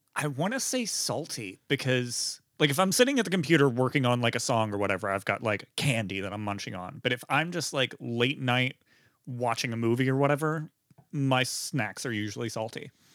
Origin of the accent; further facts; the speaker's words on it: Beaver County, north of Pittsburgh, Pennsylvania, United States; Forty-five minutes north of Pittsburgh, Beaver County